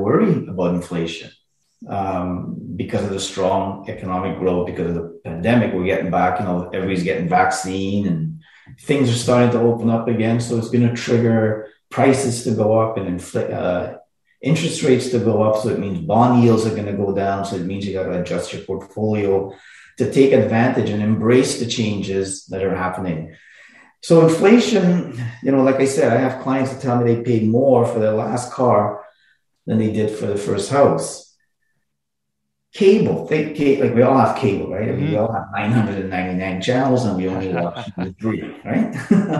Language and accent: English; Montreal, Quebec, Canada; I grew up in Montreal